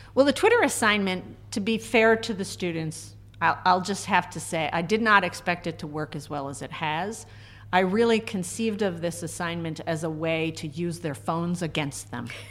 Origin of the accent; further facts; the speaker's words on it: Groton, Connecticut, United States; moved away as an adult; also born or lived in Reno, Nevada / West Coast; I was not born in Connecticut, but I still kind of think of myself as a Connecticut native because I grew up down in Groton